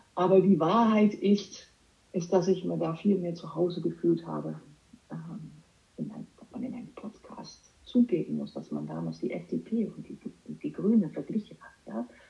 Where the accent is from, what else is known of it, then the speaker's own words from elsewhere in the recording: Amsterdam, North Holland, Netherlands; German is a second language; moved away as an adult; also born or lived in Düsseldorf, Germany; now in Germany; Ich habe Jura studiert als Niederländerin. Ich komme aus Amsterdam